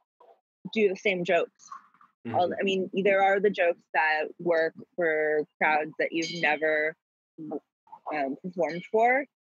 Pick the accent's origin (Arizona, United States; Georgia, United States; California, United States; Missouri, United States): Georgia, United States; Atlanta; I grew up in Atlanta